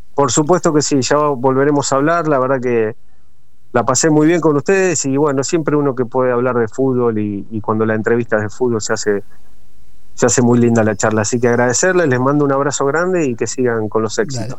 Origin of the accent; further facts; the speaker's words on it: Coronel Dorrego, Buenos Aires Province, Argentina; moved away; also born or lived in Santa Fe; soy nacido en Coronel Dorrego, provincia de Buenos Aires, cerca de Bahía Blanca.